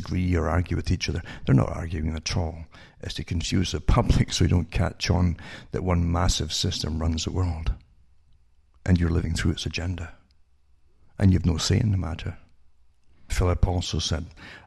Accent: United Kingdom; I grew up in Britain

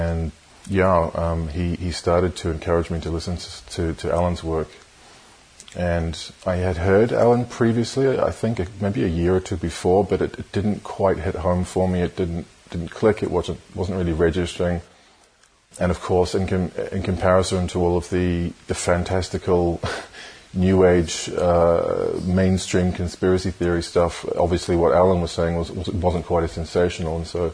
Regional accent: New Zealand; moved away as an adult; I was born in New Zealand. I grew up there, but I have lived most of my adult life in various other countries around the world.

